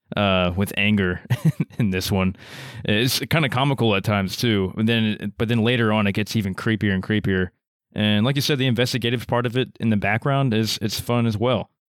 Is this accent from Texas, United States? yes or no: yes; Texas, United States; we're from Texas